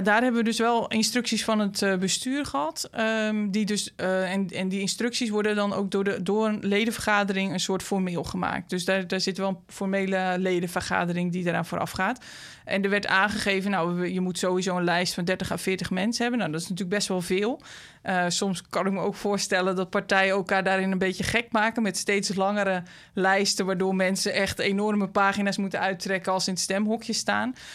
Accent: De Ronde Venen, Utrecht, Netherlands; moved away as an adult; now in Utrecht, Netherlands; in de gemeente waar ik ben opgegroeid, rond de Venen

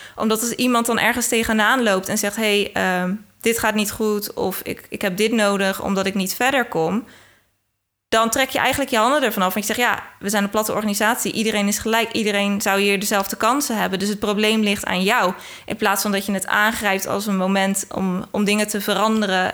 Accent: Rotterdam, South Holland, Netherlands; ik ben half Engels, maar echt opgegroeid in Rotterdam

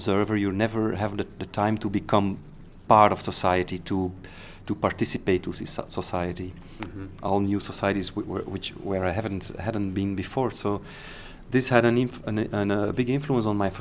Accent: Antwerp, Flanders, Belgium; I started from Antwerp, my hometown

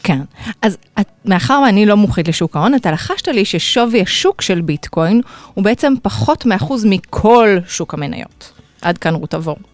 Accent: Israel

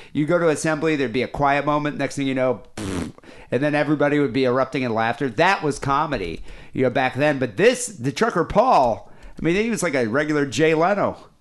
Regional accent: Johannesburg, Gauteng, South Africa; moved away; I grew up in South Africa, so I was in Johannesburg.

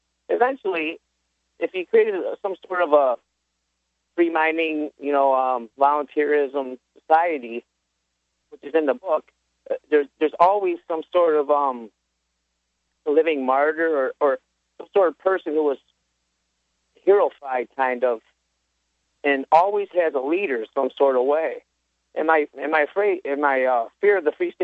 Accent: Central New York, United States; I'm from Central New York

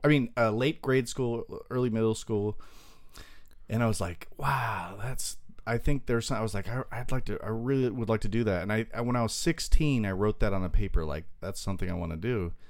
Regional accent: Long Beach, California, United States; also born or lived in Torrance, California / Jeddah, Saudi Arabia; was like a baby in Long Beach, and we went there for like 4 years. And then moved back here, and from kindergarten to late 20s, I grew up in Long Beach

